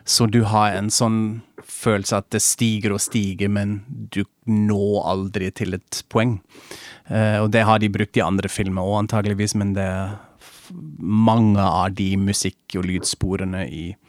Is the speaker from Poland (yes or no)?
no; Germany